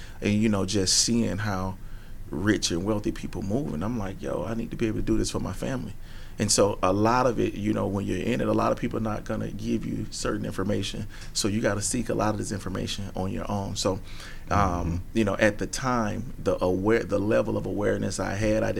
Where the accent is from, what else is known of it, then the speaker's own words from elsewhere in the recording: Atlanta, Georgia, United States; growing up in the streets of Atlanta